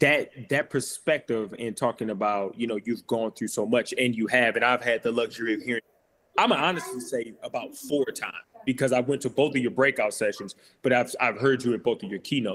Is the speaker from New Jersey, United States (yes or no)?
no; St. Louis, Missouri, United States; I grew up in St. Louis off Union and Kings Highway.